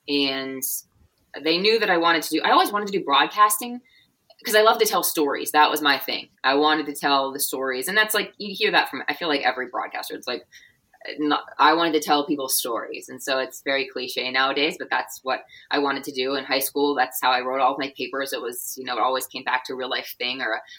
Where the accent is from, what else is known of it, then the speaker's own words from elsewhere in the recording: Pittsburgh, Pennsylvania, United States; also born or lived in Cincinnati; So I was born and raised in Pittsburgh.